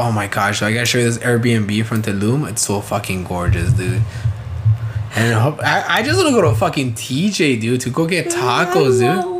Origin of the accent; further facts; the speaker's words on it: United States; I'm an American man.